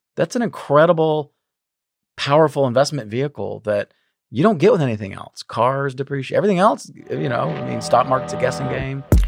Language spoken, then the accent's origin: English; a small town outside of Charleston, South Carolina, United States; moved away as an adult; also born or lived in Texas / Memphis, Tennessee; I grew up in South Carolina, a small town outside of Charleston